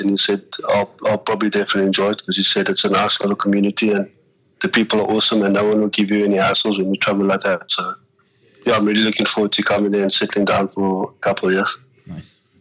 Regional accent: Cape Town, Western Cape, South Africa; moved away as an adult; also born or lived in Ireland / Japan; I'm from Cape Town, so I think when you're from Cape Town, you actually have a mentality of uh, sometimes you don't want to leave there

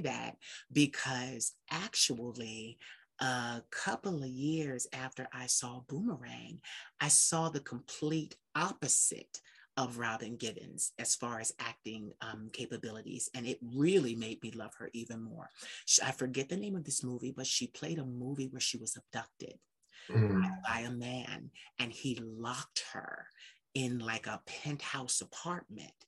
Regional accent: Philadelphia, Pennsylvania, United States; I'm from Philly

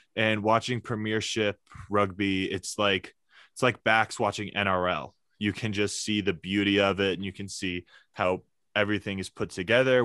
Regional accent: Alexandria, Virginia, United States; moved away as an adult; also born or lived in Ireland; now in Colorado, United States; I'm originally from Alexandria, Virginia.

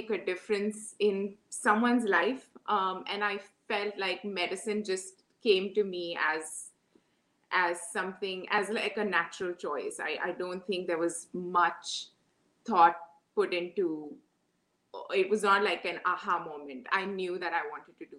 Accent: Mumbai, Maharashtra, India; moved away as an adult; also born or lived in Moscow, Russia; now in New York City, United States; I grew up in Mumbai, schooling and my plus two, which is considered college in India

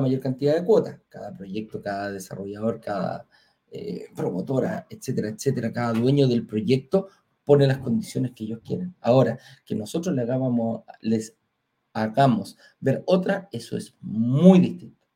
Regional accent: Chile; en Chile tenemos una forma distinta de pagar

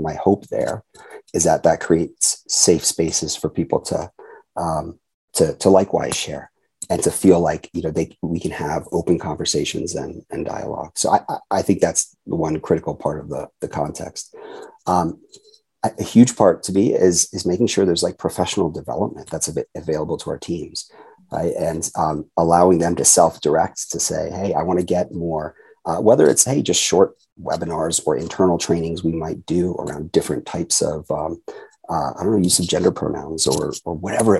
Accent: Japan; born there; And so I had 44 years going back to when I was born in Japan, this idea that, again, differences are to be celebrated and cherished.

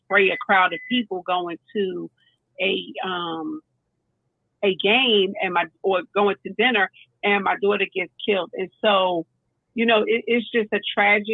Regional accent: North New Jersey, United States; moved away; I grew up in North New Jersey

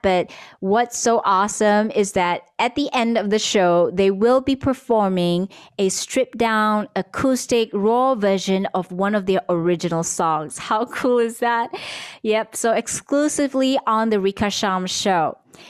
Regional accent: Kota Kinabalu, Sabah, Malaysia; born or raised there

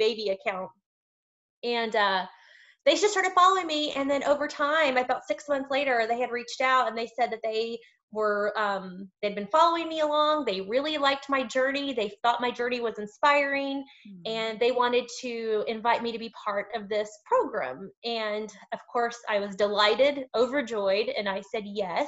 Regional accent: Lubbock, Texas, United States; moved away; When I go home to Lubbock, I'm from West Texas. I'm from the Lubbock area.

